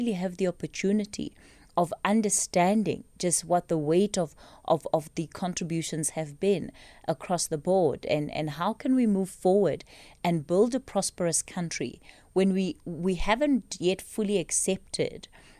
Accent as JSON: {"language": "English", "country": "South Africa", "tie": "born or raised there", "said": "being a South African, growing up and going through the education system."}